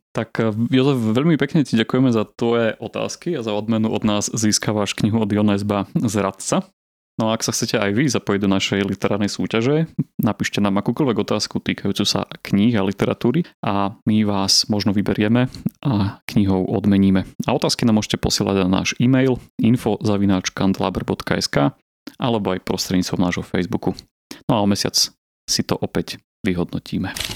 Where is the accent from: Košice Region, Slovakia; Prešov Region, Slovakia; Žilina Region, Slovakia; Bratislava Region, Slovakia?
Prešov Region, Slovakia; Bardejov; ja som z Bardejova